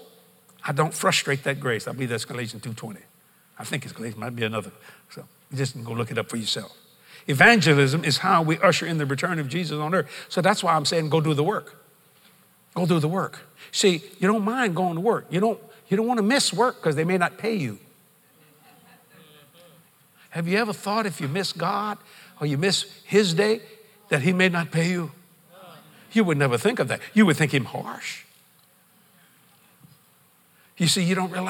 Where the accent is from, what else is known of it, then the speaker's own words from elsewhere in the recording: United States; I'm an American.